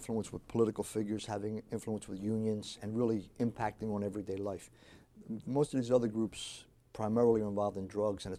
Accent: Philadelphia, Pennsylvania, United States; born there; I think I benefited from the fact that I was born in South Philadelphia. I'm an Italian-American, so we have that kind of ethnic, cultural connection.

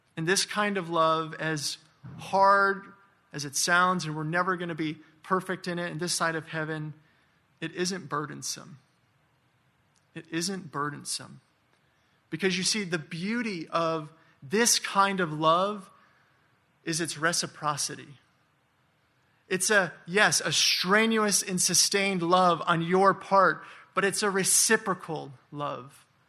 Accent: Michigan, United States; moved away; I'm from Michigan. I do not miss that weather at all.

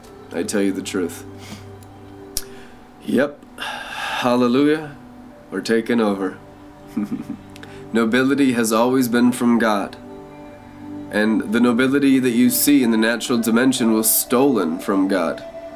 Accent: Friday Harbor, Washington, United States; When I was born in Friday Harbor, San Juan Island

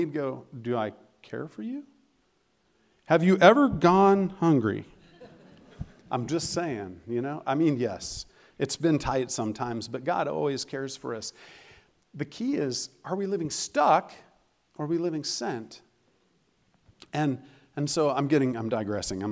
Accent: Colorado, United States; moved away; I am from Colorado

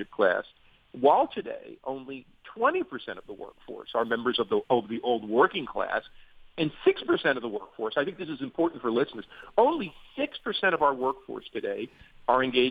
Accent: Newark, New Jersey, United States; moved away; also born or lived in North Arlington, New Jersey; I grew up in New Jersey, in the city of Newark, and later in a working class suburb called North Arlington

